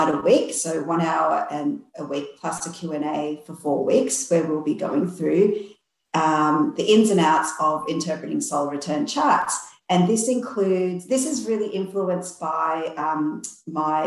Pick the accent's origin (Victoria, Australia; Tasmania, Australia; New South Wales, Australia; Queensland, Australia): Victoria, Australia; central; I'm from Victoria in Australia, central Victoria